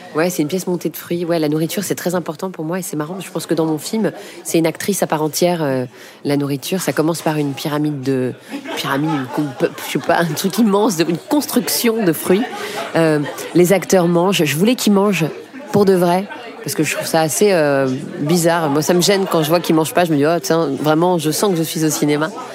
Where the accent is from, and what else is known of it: Paris, Île-de-France, France; born or raised there